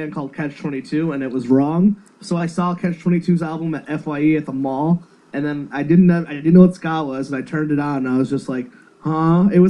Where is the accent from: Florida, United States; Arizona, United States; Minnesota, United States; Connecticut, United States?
Connecticut, United States; born or raised there